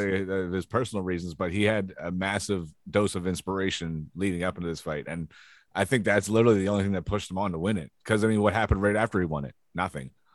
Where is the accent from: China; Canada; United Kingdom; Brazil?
Canada; I'm Canadian